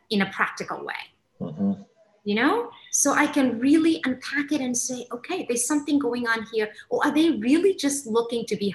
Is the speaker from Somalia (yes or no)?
yes; Somalia; now in England, United Kingdom; I grew up in Africa. I mm-hmm. immigrated to England. Um, I grew up, uh, I'm Somali, so I grew up in the Somali culture.